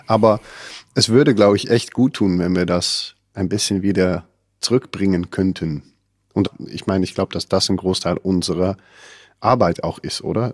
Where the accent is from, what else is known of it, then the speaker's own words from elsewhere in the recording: Netherlands; ich kenne das als Holländer gar nicht